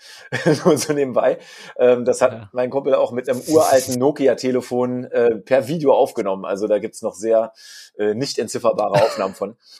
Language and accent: German; Brandenburg, Germany; in meiner Kindheit, in den 90er äh, Jahren in Brandenburgischen, wo ich herkomme